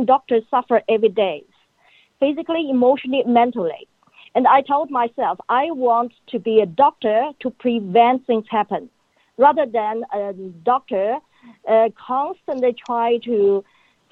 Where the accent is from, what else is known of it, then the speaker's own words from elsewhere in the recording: China; now in Australia; I grew up in China. China is a country of my birth. Australia is a country of my choice.